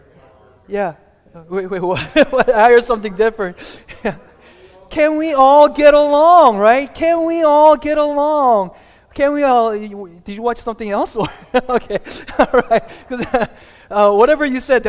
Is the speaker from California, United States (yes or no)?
yes; Glendale, California, United States; I grew up in Glendale